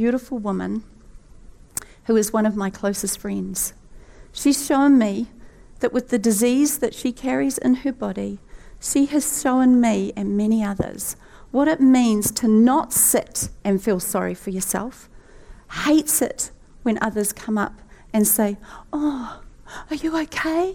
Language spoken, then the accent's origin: English; New Zealand; the Kiwi with the hurt knee.